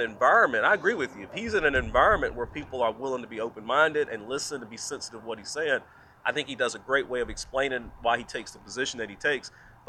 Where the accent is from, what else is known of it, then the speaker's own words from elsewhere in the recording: the South, United States; I'm from the South, you know, and growing up in the South, you walk around barefooted and no socks on all the time.